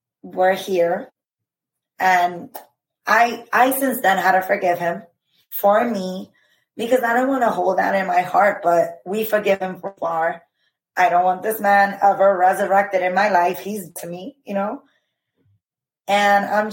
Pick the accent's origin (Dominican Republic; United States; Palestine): Dominican Republic; I'm from the Dominican Republic